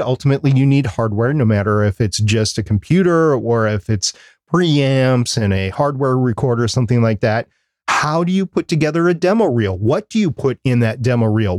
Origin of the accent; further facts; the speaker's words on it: Minnesota, United States; I'm from Minnesota